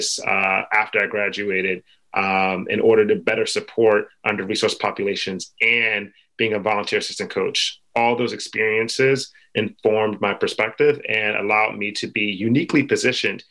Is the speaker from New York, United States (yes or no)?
no; Philadelphia, Pennsylvania, United States; I grew up in Philly